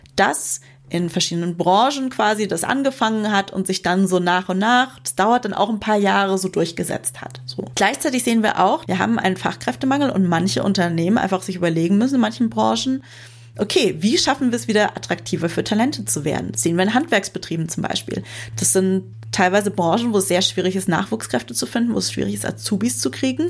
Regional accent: Bavaria, Germany; ich komm vom Dorf und da war man dann halt früher so im Sportverein engagiert oder keine Ahnung, ich komme aus Bayern im Schützenverein

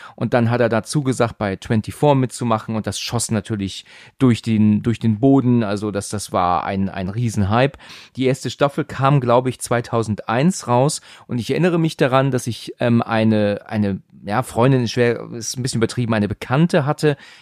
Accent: Germany; uns als Deutsche

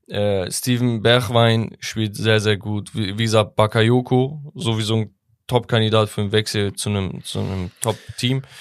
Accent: Sivas Province, Turkey; moved away; Sivas, meine Heimat

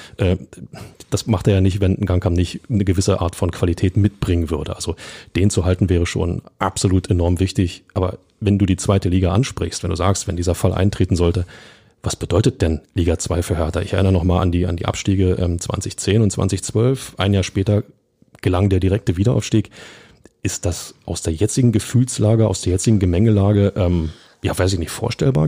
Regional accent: Berlin, Germany; ich bin auch Berliner

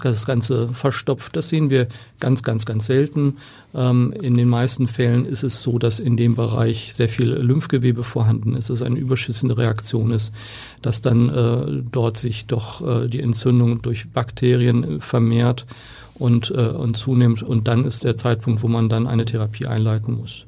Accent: Oldenburg, Lower Saxony, Germany; now in Hamburg, Germany; Ich komme aus Oldenburg, äh, da ist Basketball eine Hochburg

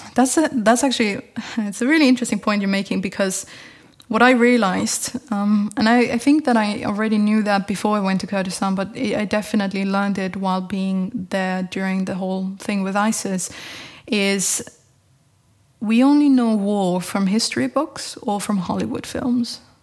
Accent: Tyrol, Austria; moved away as an adult; also born or lived in Lund, Sweden; my parents are both from Upper Austria, and I was born in Tyrol

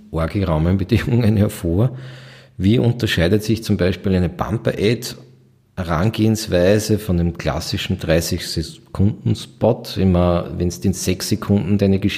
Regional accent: Upper Austria, Austria; mich als Oberösterreicher sehr freut.

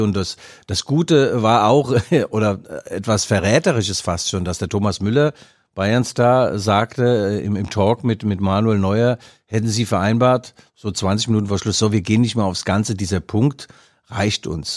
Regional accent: Leipzig, Saxony, Germany; ich als Leipziger

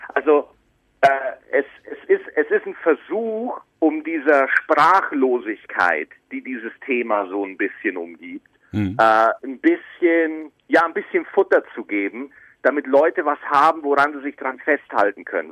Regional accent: Bavaria, Germany; now in Cologne, Germany; Ich bin dann von Bayern, also ich bin ja in Bayern geboren, bin dann nach Köln gezogen

